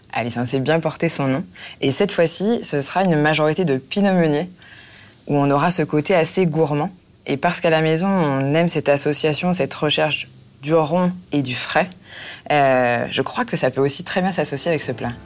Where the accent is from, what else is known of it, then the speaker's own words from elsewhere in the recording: Marne Valley, Grand Est, France; je viens de Vallée de la Marne